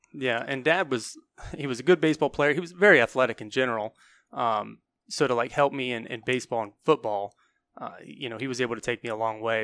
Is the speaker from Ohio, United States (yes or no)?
yes; New Concord, Ohio, United States; also born or lived in South Carolina; I'm from New Concord